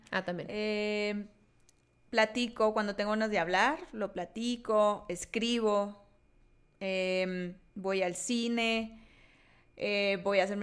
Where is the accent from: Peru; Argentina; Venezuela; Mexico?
Mexico; Sonora; accent: Sonoran; Yo, aparte, yo tengo un acento colombiano, sonorense.